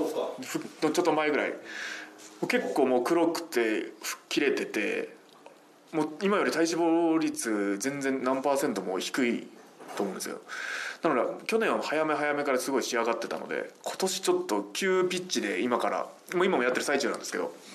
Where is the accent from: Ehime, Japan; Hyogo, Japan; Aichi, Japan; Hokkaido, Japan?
Ehime, Japan; now in Tokyo, Japan; 地元、愛媛に帰るとやっぱり車なんてやっぱ生活できないので